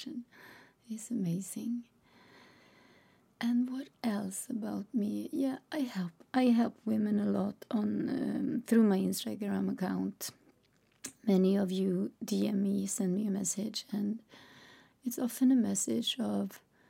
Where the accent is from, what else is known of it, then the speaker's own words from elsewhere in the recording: Sweden; English is a second language; I'm Swedish, which means that English is not my native language